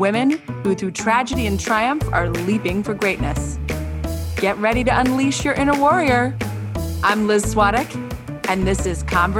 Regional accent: Scarsdale, New York, United States; I grew up in Scarsdale

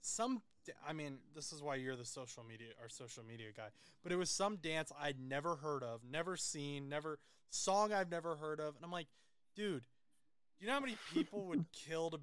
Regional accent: Indiana, United States; I don't really think I sound Southern either, but I'm from Indiana

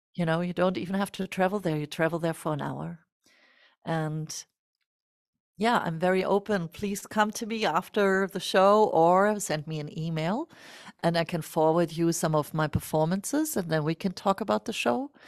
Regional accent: Germany; born or raised there

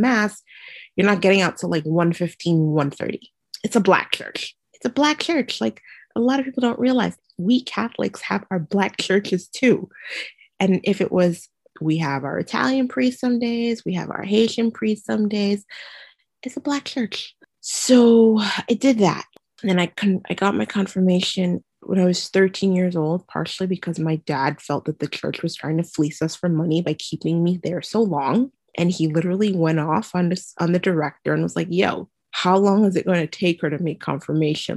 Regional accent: Trinidad & Tobago; also born or lived in Gasparillo; now in Brooklyn, United States; I grew up in the Caribbean in a beautiful twin island republic called Trinidad and Tobago

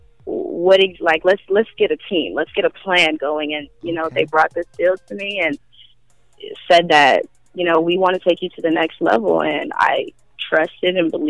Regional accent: Chicago, Illinois, United States; moved away; also born or lived in Los Angeles; I grew up in Chicago, so I kind of feel like I got most of my, you know, foundations

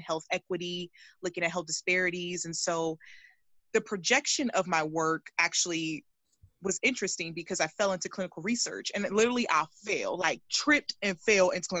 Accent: California, United States; I'm from California

